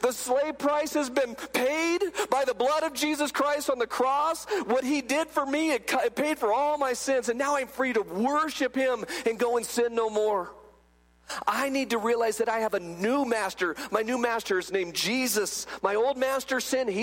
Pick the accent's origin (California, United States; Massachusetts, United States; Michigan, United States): California, United States; I grew up in California, and when I was a little bitty guy, I remember I'm like 8 years old, my dad would take me down